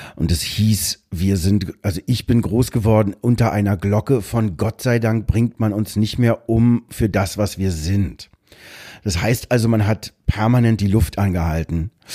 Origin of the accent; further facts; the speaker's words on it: Berlin, Germany; wir sind aus Pankow niederschön Schönhausen, da, wo die ganzen Diplomaten gewohnt haben